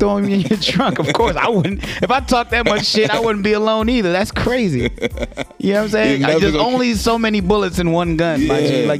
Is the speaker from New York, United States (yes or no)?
yes; New York City, New York, United States; moved away; I'm from Brooklyn